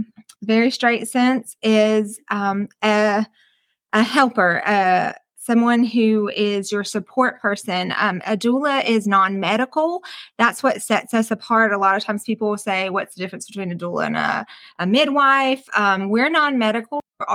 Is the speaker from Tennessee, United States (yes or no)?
no; Wisconsin, United States; now in Hartwell, United States; I am originally from Wisconsin. So, but I've, you know, lived in Hartwell for most of my life.